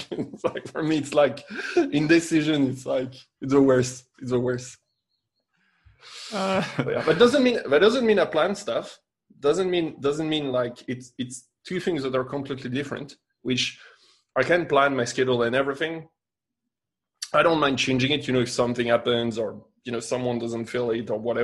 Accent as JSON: {"language": "English", "region": "England", "country": "United Kingdom", "accent": "English", "lives_now": "Spain", "said": "I know I'm going to say it with my English accent. Patatas bravas, you know."}